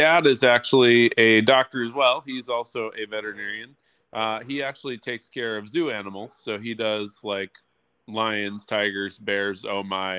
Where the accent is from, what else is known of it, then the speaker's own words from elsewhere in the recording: California, United States; also born or lived in San Diego / Minnesota / Chicago; I grew up in California originally, but we've moved around a lot. So grew up in a little county called Yolo. Actually, that's true. Yep. It's called Yolo County, which is in Northern California.